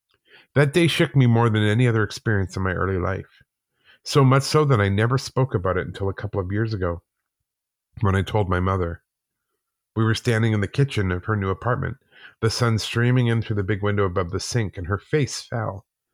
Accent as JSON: {"language": "English", "town": "Calgary", "region": "Alberta", "country": "Canada", "tie": "born or raised there", "also_born_or_lived": "Whitehorse, Canada", "said": "I was born in Whitehorse, Yukon, but moved to Calgary, Alberta with my mom and stepdad when I was six."}